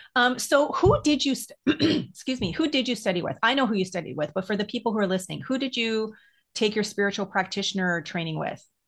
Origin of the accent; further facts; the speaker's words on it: Edmonton, Alberta, Canada; when I was younger growing up in Edmonton, um, which is in Alberta, the part of the prairies